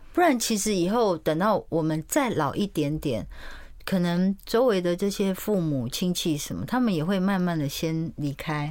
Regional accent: Taipei, Taiwan; first language Mandarin; also born or lived in Tainan; 我在三十岁之前是不会讲台语，虽然我是台南人，可是因为我从小在台北长大，我就是在台南医院出生，我爸妈就到台北来哦

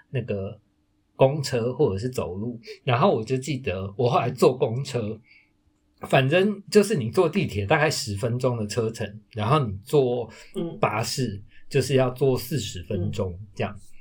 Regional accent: Taipei, Taiwan; moved away as an adult; also born or lived in London, United Kingdom / Western Australia; now in Tainan, Taiwan; 我是一个台北人

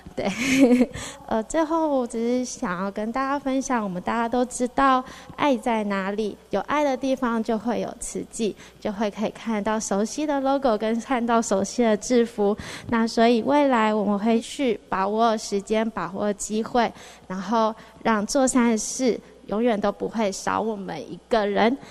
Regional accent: Xizhi, New Taipei, Taiwan; also born or lived in Wanhua, Taipei / Hualien; now in Taipei, Taiwan; 我小时候是住在戏子 然后戏子就一直在淹水

